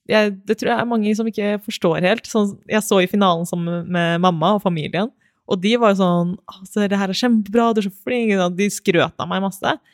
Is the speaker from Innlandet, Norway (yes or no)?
yes; Elverum, Innlandet, Norway; jeg er jo fra Elverum, som er neste, nesten ved siden av Hamar.